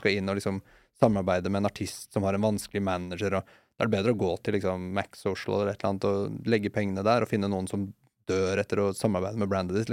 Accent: Moss, Østfold, Norway; now in Oslo, Norway; jeg vokste opp i Moss

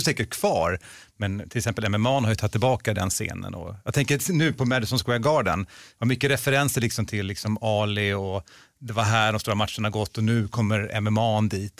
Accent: Stenungsund, Västra Götaland, Sweden; Jag är från Stenungsund

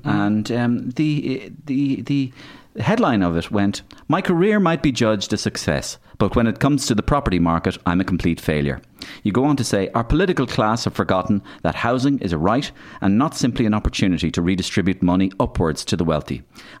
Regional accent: Waterford, Munster, Ireland; I'd be Waterford.

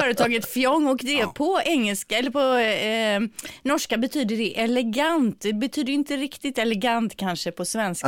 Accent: Partille, Västra Götaland, Sweden; jag är ju från Partille, bor i Partille

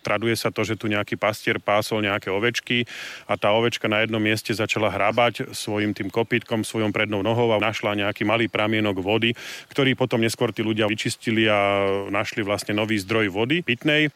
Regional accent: Nová Baňa, Banská Bystrica Region, Slovakia; U nás v Novej Bani je to veľká zvláštnosť

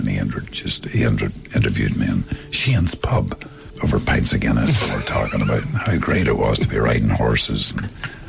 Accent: Ballymena, Northern Ireland, United Kingdom; growing up in Ballymena and our wee black and white TV in the corner of the room.

